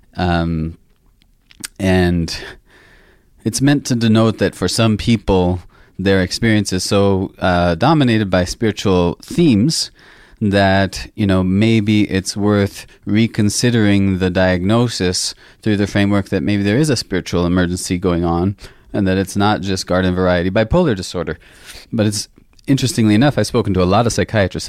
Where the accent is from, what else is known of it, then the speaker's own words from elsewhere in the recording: the northwest of the United States, Pacific Northwest, United States; I grew up in the States, in the northwest part of the country